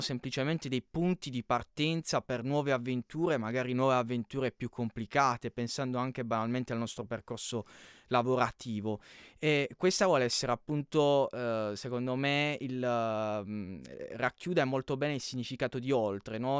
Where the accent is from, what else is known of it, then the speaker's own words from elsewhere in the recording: Canosa di Puglia, Apulia, Italy; sono di Canosa di Puglia